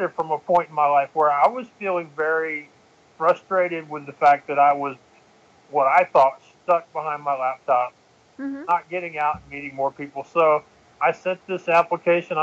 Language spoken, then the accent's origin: English; Texas, United States; accent: Texan; I'm from Texas